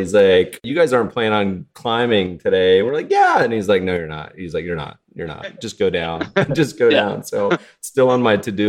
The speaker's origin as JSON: {"language": "English", "region": "Colorado", "country": "United States", "tie": "born or raised there", "also_born_or_lived": "Lake Tahoe", "moved": "yes", "said": "I grew up partially in Colorado and lived in Tahoe for a bit and had stayed in Jackson."}